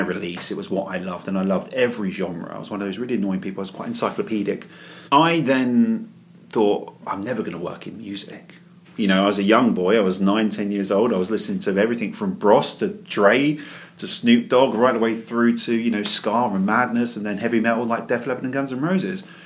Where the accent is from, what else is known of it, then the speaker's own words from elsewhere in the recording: London, United Kingdom; moved away as an adult; also born or lived in Crystal Palace / West Croydon / Woodhatch, Reigate; now in Reigate, United Kingdom; I was born and raised in West Norwood